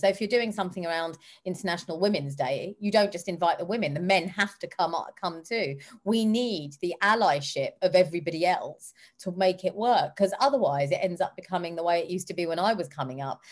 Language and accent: English; London, United Kingdom; I come from South Hall and Harlesden, where black, brown, and white people live together in harmony